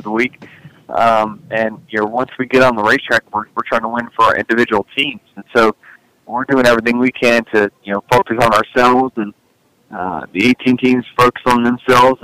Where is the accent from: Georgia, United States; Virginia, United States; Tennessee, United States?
Virginia, United States; now in Charlotte, United States; I grew up in Virginia